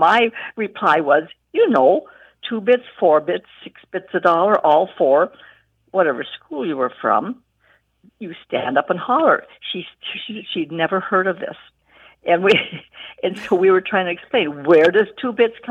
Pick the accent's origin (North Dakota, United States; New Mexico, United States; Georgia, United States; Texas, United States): North Dakota, United States; Berthold; I'm from Berthold, North Dakota